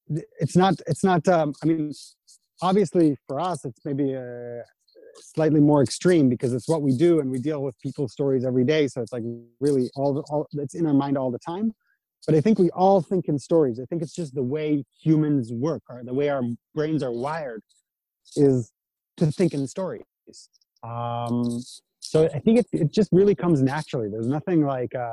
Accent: Israel; I was born in Israel and raised in Israel, but my parents are from North America.

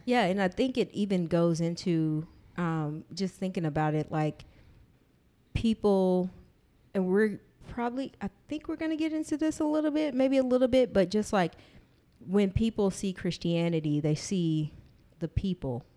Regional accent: Texas, United States; grew up in Texas

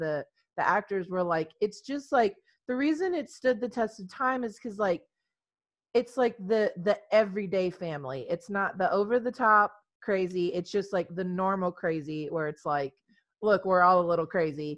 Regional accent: Texas, United States; in Texas, which is where we're from

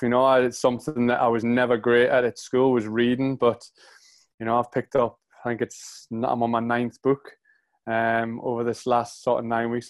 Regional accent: Ponteland, near the Scottish border, North East England, United Kingdom; accent: Geordie; moved away; I grew up in a little town called Barraca-Pontyweed, which is just on the Scottish border. Uh, it's an hour from Edinburgh and an hour from Newcastle.

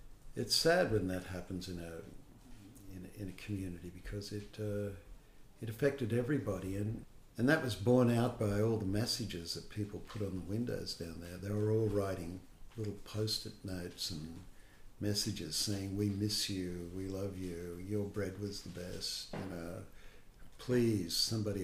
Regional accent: Kapiti, New South Wales, Australia; also born or lived in Sydney; I was born in Sydney. And then when when I was about 4 years old, my parents separated and I went to live with my mother's family in a little place called Kapiti. It was between Lithgow and Mudgee

